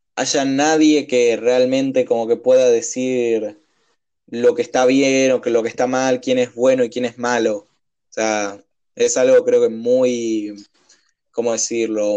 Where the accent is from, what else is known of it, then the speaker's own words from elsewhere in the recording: Argentina; la costumbre nuestra que muchas veces nos caracteriza como por argentinos